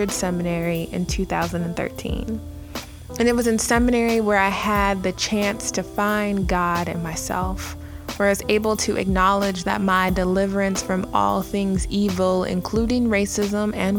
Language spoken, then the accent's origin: English; Minnesota, United States; I was born in Minnesota.